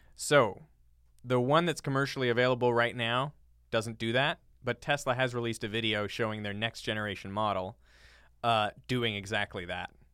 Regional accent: Canada; now in United States; as a Canadian

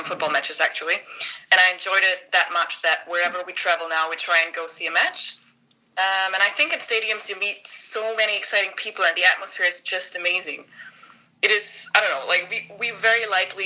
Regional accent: Northern Germany, Germany; English is a second language; moved away as an adult; I was born and raised in Germany

